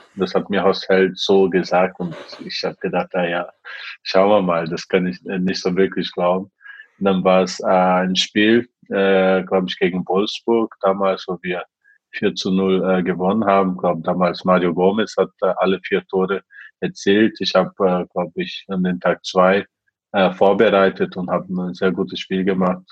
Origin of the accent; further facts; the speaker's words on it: Brazil; German is a second language; moved away as an adult; also born or lived in Japan; now in Germany; in meiner Heimat äh, in Brasilien